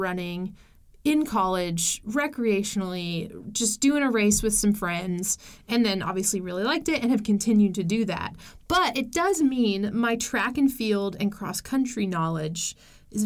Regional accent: United States; an American

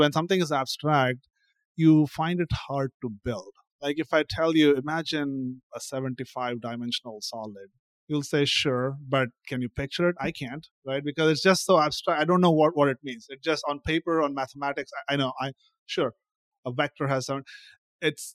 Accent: India; moved away as an adult; now in United States; Growing up in India, every kid on average is trilingual.

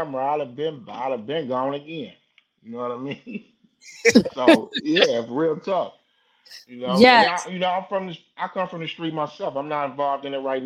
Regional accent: Detroit, Michigan, United States; I'm from Detroit

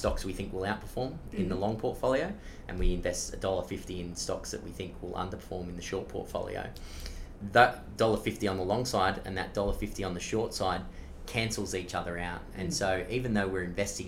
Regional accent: Blue Mountains, New South Wales, Australia; we all grew up in regional areas of Australia. I'm from the Blue Mountains.

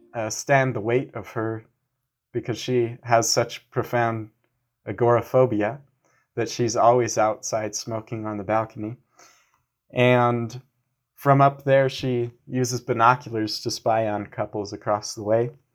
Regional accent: United States; as an American

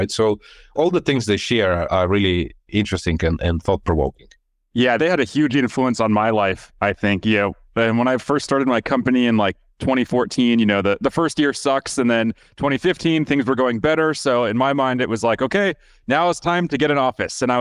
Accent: Lithuania; moved away; So I was born and raised in Lithuania

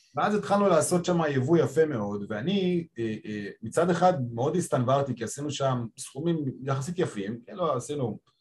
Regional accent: Petah Tikva, Central District, Israel; born or raised there; moved away as an adult; also born or lived in Japan / China / Spain; now in Tel Aviv, Israel

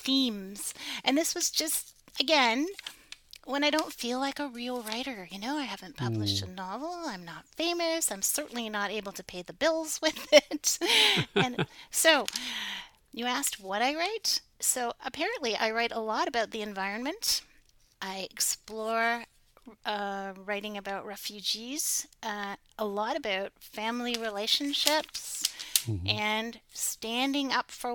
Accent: St. Catharines, Ontario, Canada; I grew up in St. Catharines

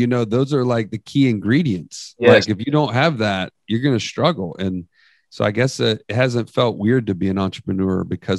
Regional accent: San Antonio, Texas, United States; born there; now in Birmingham, United States; So I was like 15 when we moved to Birmingham after that. And so I guess, and I was born in Texas. I was born in San Antonio, actually.

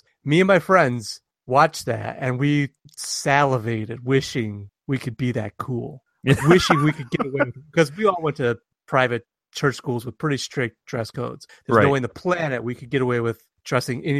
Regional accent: Detroit, Michigan, United States; I'm from the Detroit area

